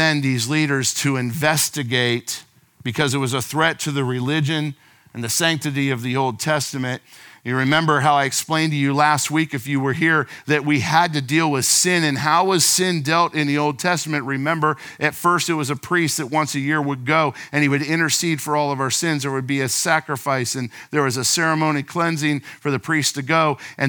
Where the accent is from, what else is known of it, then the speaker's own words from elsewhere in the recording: West Melbourne, Florida, United States; I grew up in West Melbourne. We've been here for 38 years